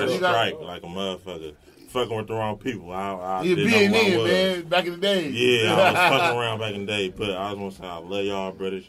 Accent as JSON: {"language": "English", "town": "Oakland", "region": "California", "country": "United States", "said": "I'm from West Oakland."}